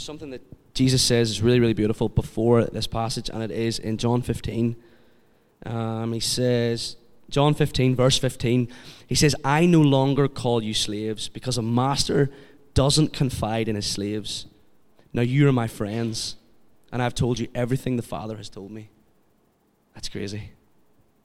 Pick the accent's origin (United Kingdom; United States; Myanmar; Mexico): United Kingdom; Kilkeel, Northern Ireland; I'm from Kilkeel